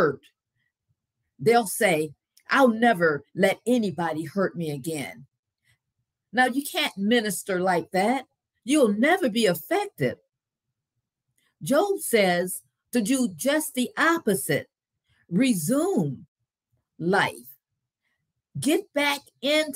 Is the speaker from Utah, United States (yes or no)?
no; Grand Rapids, Michigan, United States; As I was growing up in Grand Rapids, Michigan